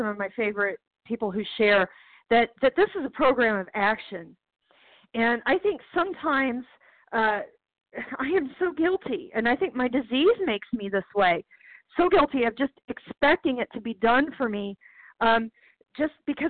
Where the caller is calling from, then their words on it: Charlottesville, Virginia, United States; I'm calling from Charlottesville, Virginia